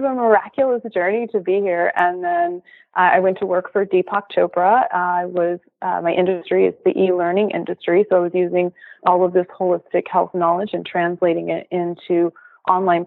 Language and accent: English; Los Angeles, California, United States; moved away as an adult; also born or lived in Philadelphia; I'm from California originally. So I'm a native LA Californian, two generations